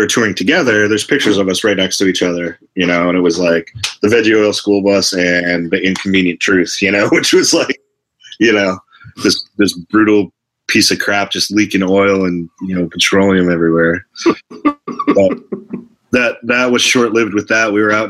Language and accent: English; Port Charlotte, Florida, United States; moved away as an adult; also born or lived in Detroit, Michigan; now in Boston, United States; I grew up in Port Charlotte, Florida.